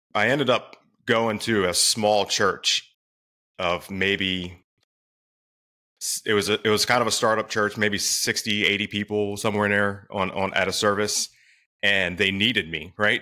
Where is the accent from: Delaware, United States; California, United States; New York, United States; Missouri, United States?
Delaware, United States; now in Maryland, United States; I'm in Maryland. I grew up in Delaware, actually.